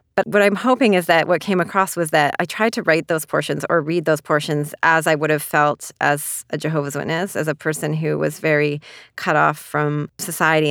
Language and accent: English; Canada; moved away as an adult; also born or lived in China; now in New York City, United States